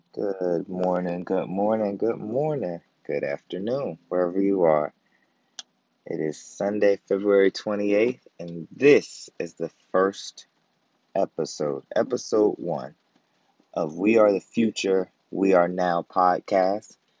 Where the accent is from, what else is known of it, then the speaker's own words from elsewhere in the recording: Virginia, United States; now in Maryland, United States; Born and raised in Virginia, living in Maryland